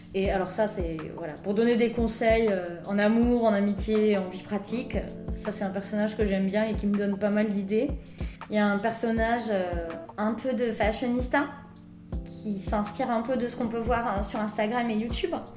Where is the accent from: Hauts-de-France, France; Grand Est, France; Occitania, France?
Occitania, France; Hautes-Pyrénées; accent: Tarbes accent (Hautes-Pyrénées); moved away; mon accent natal des Hautes-Pyrénées